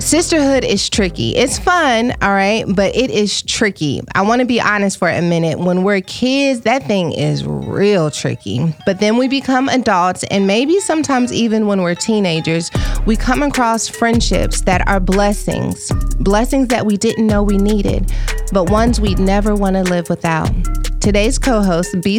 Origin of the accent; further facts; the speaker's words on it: Dallas, Texas, United States; moved away; also born or lived in Fort Worth; I grew up on White Rock Lake